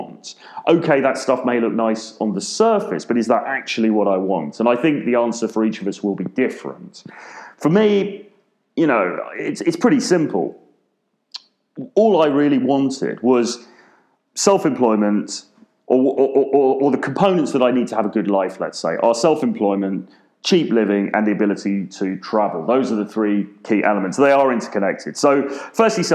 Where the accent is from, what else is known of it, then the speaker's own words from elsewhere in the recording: London, United Kingdom; I'm from London, very expensive city